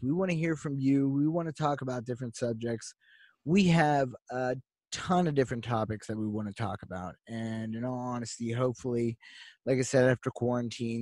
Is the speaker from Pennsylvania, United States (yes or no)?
yes; Pittsburgh, Pennsylvania, United States; we're from Pittsburgh. We're from Pittsburgh, PA. We love our town